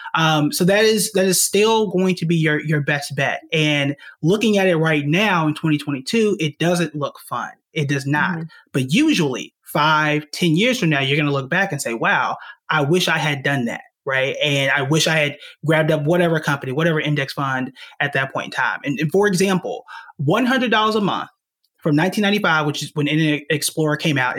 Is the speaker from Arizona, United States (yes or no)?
no; Tulsa, Oklahoma, United States; moved away as an adult; also born or lived in New York; I'm born and raised in Tulsa, Oklahoma